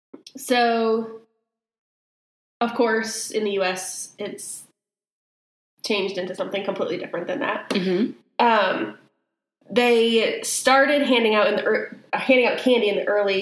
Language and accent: English; Maine, United States; moved away; In Maine, where I grew up